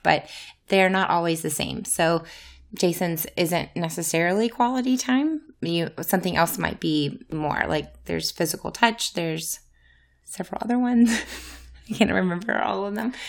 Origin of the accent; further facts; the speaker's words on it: Louisiana, United States; moved away; I'm from Louisiana originally.